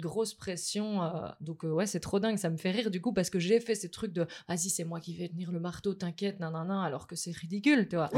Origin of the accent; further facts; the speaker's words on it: Mons, Wallonia, Belgium; moved away; je viens pas du tout de la capitale de base. Je viens de Mons